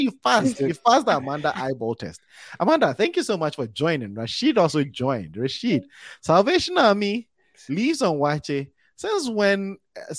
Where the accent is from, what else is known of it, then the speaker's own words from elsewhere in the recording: Kumasi, Ashanti, Ghana; moved away; also born or lived in Wisconsin; I'm from Kumasi, Wisconsin